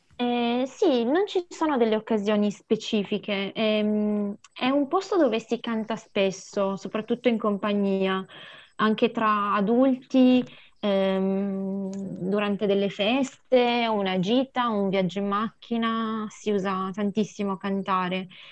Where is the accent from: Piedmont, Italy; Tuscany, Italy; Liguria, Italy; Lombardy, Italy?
Piedmont, Italy; Montaldo di Mondovì; io sono nata mm, in, a Mondovì e sono cresciuta in un piccolo paesino lì vicino che si chiama Montaldo di Mondovì